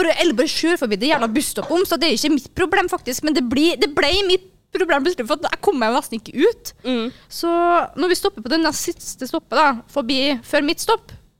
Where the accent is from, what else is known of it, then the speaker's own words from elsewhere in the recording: Kristiansund, Møre og Romsdal, Norway; moved away; jeg jobba på Sabrura hjemme i Kristiansund